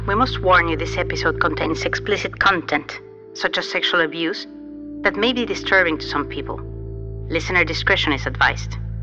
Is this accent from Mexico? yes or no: yes; Mexico; I was raised in Mexico in a high control Catholic group